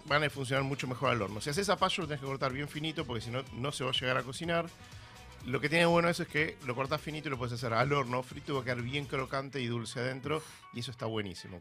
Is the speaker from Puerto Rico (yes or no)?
no; Argentina; madres argentinas como yo